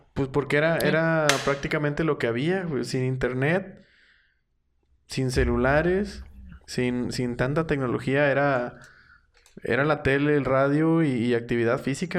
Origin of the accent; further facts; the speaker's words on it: Matamoros, Tamaulipas, Mexico; en los noventas crecí con, con el auge de, de los vaqueros. Y aparte por, por la cercanía, o sea, yo estaba viviendo, viví en Matamoros pegado a Texas todo el tiempo